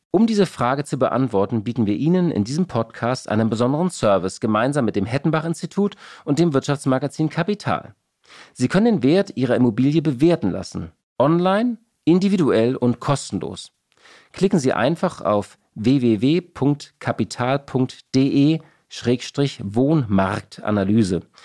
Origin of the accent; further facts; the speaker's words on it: Hamburg, Germany; als Hamburger